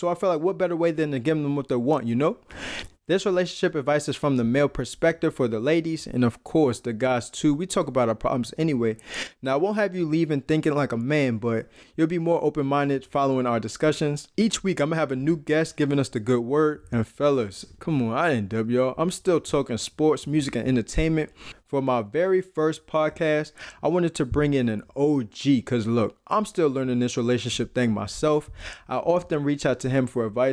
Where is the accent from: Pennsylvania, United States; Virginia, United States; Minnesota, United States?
Virginia, United States; Fredericksburg; also born or lived in Brooklyn, New York; I was born in Brooklyn, New York, and raised in Sterling and Fredericksburg, Virginia